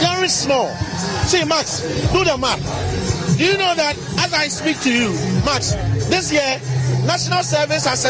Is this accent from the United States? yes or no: no; Ghana; I'm a Ghanaian.